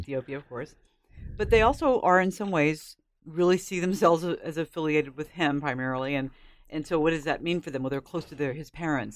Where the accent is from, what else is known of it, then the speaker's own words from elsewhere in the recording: United States; I'm an American